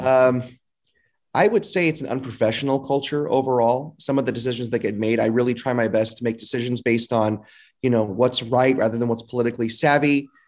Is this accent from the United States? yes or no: yes; Fresno, California, United States; I was born and raised in Northwest Fresno